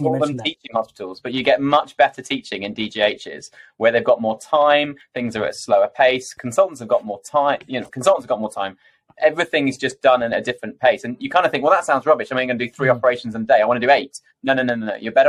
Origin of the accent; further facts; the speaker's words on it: Coventry, West Midlands, United Kingdom; also born or lived in London; So I'm from Coventry originally, but spread my wings and went out to Imperial London for medical school.